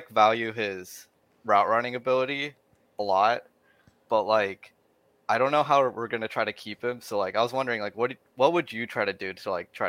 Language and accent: English; Pleasanton, California, United States; moved away as an adult; now in Riverside, United States; I'm from Pleasanton, so East Bay.